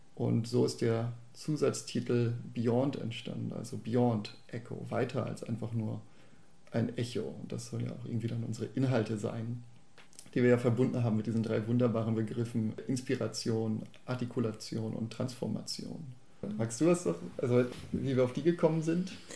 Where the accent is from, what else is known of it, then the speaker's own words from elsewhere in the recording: Bochum, North Rhine-Westphalia, Germany; now in Baden-Württemberg, Germany; Ich komme ja ursprünglich aus Bochum